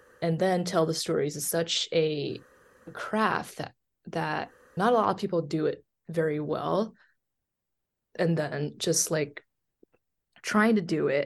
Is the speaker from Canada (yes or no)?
no; southern China, China; English is a second language; moved away as an adult; also born or lived in Beijing / Missouri / North Carolina; now in Omaha, United States; I was born and raised in China